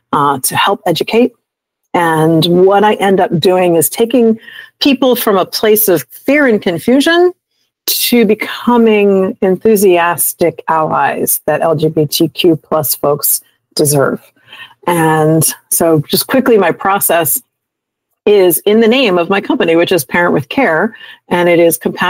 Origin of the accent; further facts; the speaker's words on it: Montgomery County, Maryland, United States; also born or lived in Wilmington, Delaware; I moved back to my hometown of Montgomery County, Maryland